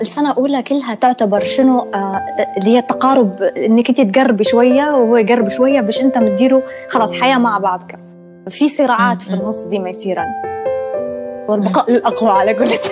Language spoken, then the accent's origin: Arabic; Benghazi, Libya; moved away as an adult; now in Tripoli, Libya; انا اصلا من بنغازي وانا في بنغازي